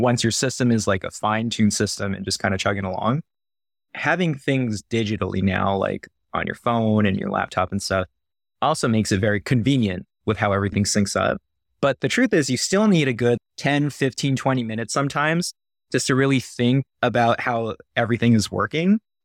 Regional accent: Northern California, United States; moved away as an adult; also born or lived in Philippines / Canada / San Diego / Omaha; now in Iowa, United States; I grew up, so specifically Northern California

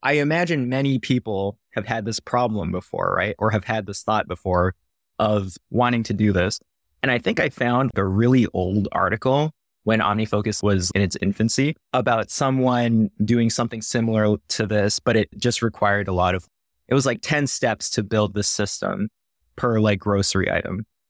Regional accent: Northern California, United States; moved away as an adult; also born or lived in Philippines / Canada / San Diego / Omaha; now in Iowa, United States; I grew up, so specifically Northern California

